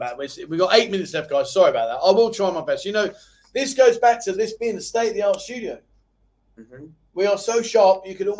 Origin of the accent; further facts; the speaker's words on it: Tasmania, Australia; I'm from Tasmania, so wondering how many pins will be in the map of Tasmania.